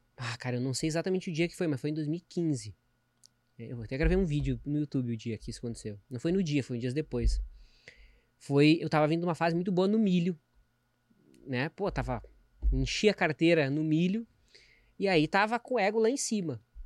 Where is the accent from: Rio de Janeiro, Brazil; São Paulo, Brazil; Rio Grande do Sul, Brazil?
Rio Grande do Sul, Brazil; eu sou gaúcho